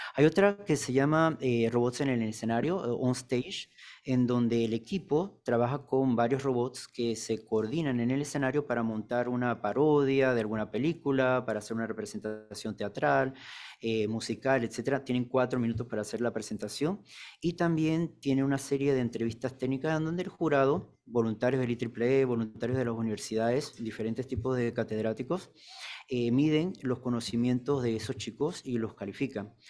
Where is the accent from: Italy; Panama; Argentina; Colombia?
Panama; nuestro país Panamá